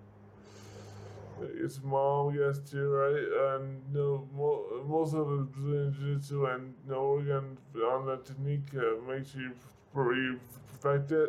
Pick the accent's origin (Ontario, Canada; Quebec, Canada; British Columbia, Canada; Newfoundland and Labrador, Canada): Newfoundland and Labrador, Canada; also born or lived in Calgary, Alberta, Canada / Bay Roberts, Newfoundland; I'm actually originally from Calgary. I was in Newfoundland when I was 10 years old, so my family, my mom's from there